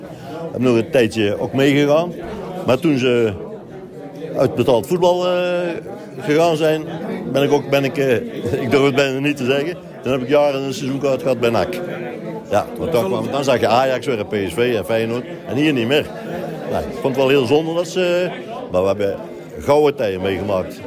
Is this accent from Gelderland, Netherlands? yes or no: no; Roosendaal, North Brabant, Netherlands; dat was toen een hele gezellige buurt. Hele gezellige wijk, ja heb daar alles eigenlijk gezien bouwen wat ze nou weer afgebroken hebben. Heb ik als kind op zien bouwen